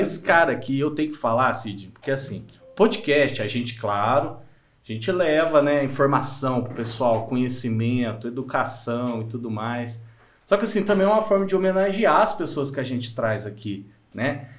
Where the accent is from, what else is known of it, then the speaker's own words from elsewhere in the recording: Minas Gerais, Brazil; accent: mineirês; de tão mineirês que é aqui